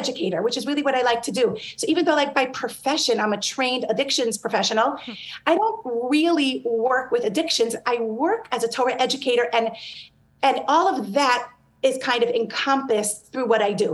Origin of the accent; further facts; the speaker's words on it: New York, United States; I grew up in New York